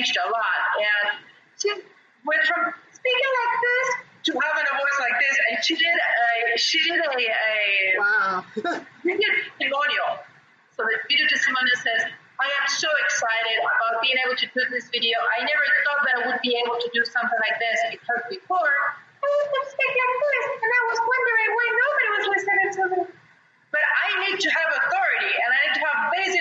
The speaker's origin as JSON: {"language": "English", "country": "Argentina", "tie": "born or raised there", "second_language": "English", "moved": "as an adult", "lives_now": "Brazil", "said": "I'm half British and half Argentinian. I was born and raised in Argentina, but my family's British"}